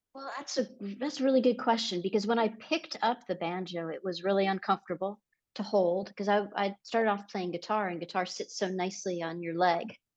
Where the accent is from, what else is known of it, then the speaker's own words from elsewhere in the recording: San Diego, California, United States; moved away; also born or lived in San Francisco, California; I grew up in La Jolla